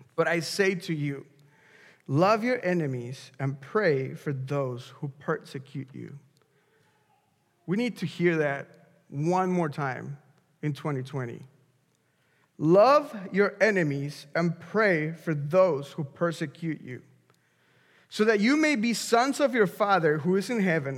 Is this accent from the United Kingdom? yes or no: no; Mexico; moved away; I'm from Mexico